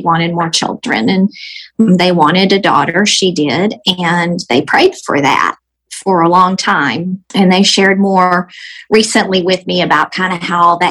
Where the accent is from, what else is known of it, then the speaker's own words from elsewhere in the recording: Texas, United States; I am about to be 54, and I am from Texas.